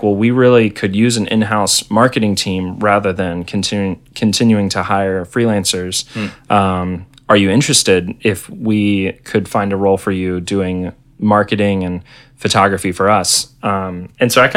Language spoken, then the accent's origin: English; Tallahassee, Florida, United States; also born or lived in Orlando; I moved from Tallahassee, where I grew up, to Orlando